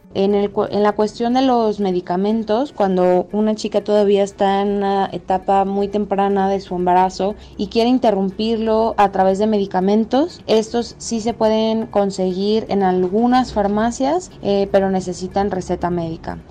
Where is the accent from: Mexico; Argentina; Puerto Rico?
Mexico; tengo 27 años y soy de México